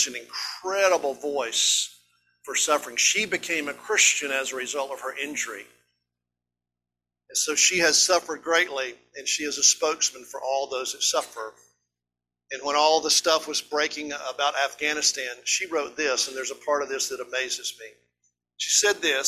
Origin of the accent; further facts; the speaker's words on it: East Tennessee, United States; we're just hillbillies from East Tennessee